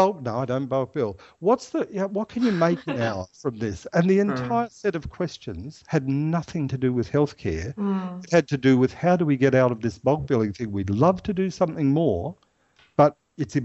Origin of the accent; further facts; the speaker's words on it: Ireland; now in Australia; I'm Irish